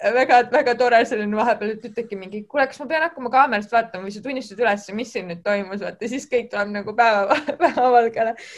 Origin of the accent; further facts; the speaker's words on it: Kurtna, Harju County, Estonia; also born or lived in Tallinn; ma ise olen siin koolis õppinud, et ma olen täiesti Kurtnast pärit